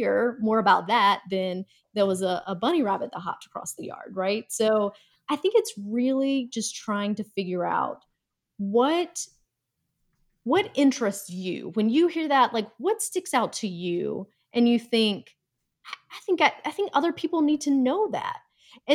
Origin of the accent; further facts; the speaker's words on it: North Carolina, United States; Oddly enough, I am from North Carolina, and if I go back home, my accent will definitely come out very, very strong.